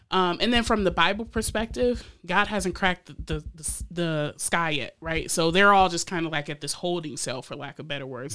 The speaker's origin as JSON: {"language": "English", "town": "Lansing", "region": "Michigan", "country": "United States", "tie": "born or raised there", "also_born_or_lived": "Florida", "said": "even as a teen growing up in Lansing myself"}